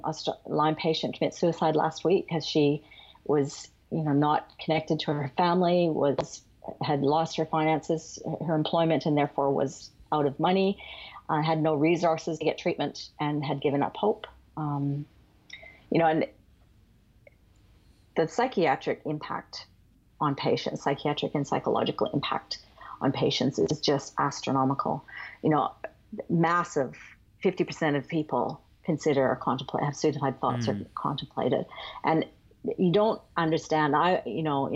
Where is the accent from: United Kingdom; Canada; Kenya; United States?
Canada; now in Australia; I am Canadian by birth